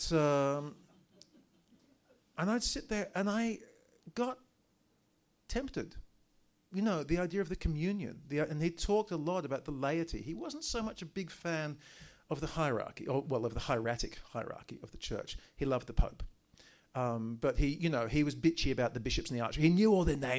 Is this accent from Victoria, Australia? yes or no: yes; Daylesford, Victoria, Australia; first language English; I'd gone to school in Daylesford